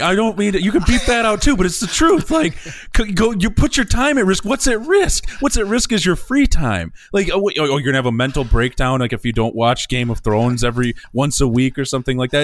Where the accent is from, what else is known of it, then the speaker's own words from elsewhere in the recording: Coopersville, Michigan, United States; my hometown of Coopersville